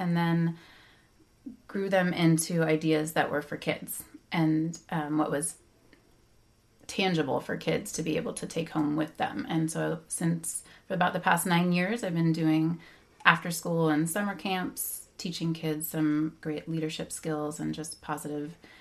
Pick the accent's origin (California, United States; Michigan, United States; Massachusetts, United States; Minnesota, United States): California, United States; Bay Area; I grew up in the Bay Area